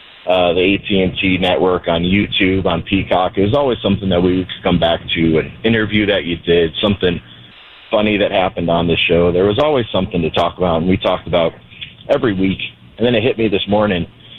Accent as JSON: {"language": "English", "town": "San Diego", "region": "California", "country": "United States", "tie": "born or raised there", "said": "I remember growing up in San Diego, I'd get done with homework."}